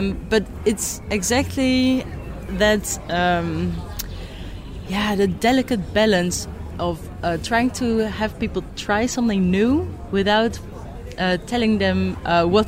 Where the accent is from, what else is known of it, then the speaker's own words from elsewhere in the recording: Netherlands; I'm from the Netherlands.